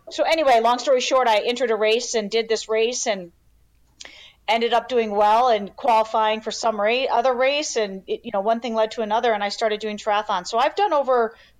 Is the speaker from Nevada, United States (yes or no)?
no; Chicago, Illinois, United States; So born and raised in Chicago, you know, born and raised in the Chicago suburbs. So, nice. In a trailer. So I am pure Midwest, white trash.